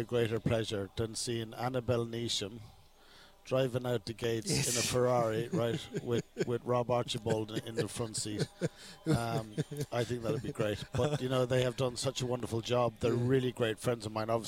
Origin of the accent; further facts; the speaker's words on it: Ireland; now in Australia; I grew up in Ireland, and we've obviously got the farm in Ireland